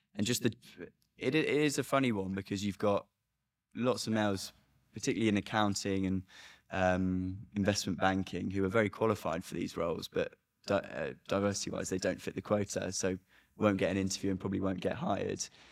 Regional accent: United Kingdom; being a British person

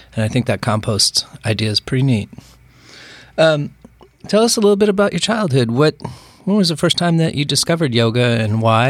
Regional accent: Bothell, Washington, United States; I grew up in Bothell and it was very rural back

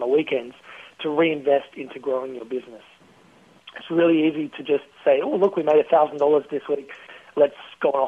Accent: Australia; accent: Aussie; my Aussie accent

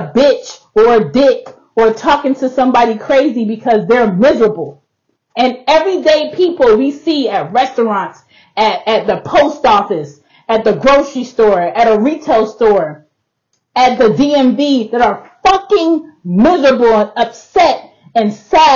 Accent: Jamaica; now in United States; I'm Jamaican

